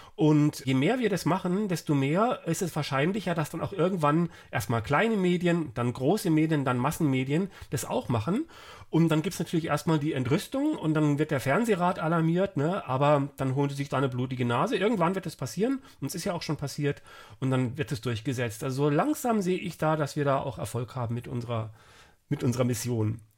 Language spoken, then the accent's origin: German; Frankfurt, Hesse, Germany; ich komme ja aus Frankfurt